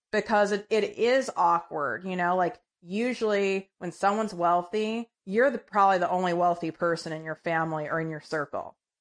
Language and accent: English; Midwest, United States; I was raised in the Midwest